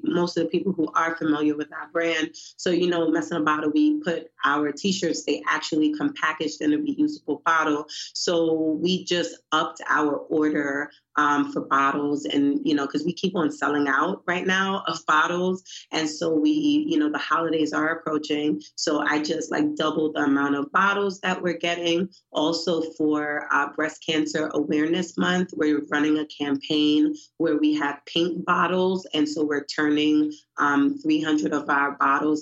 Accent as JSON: {"language": "English", "town": "New York City", "region": "New York", "country": "United States", "tie": "born or raised there", "moved": "yes", "lives_now": "Baltimore, United States", "said": "I'm from Brooklyn, New York."}